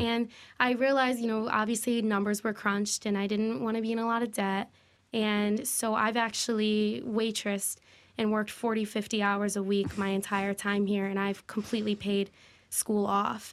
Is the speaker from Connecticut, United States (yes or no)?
yes; Waterbury, Connecticut, United States; Born and raised in Waterbury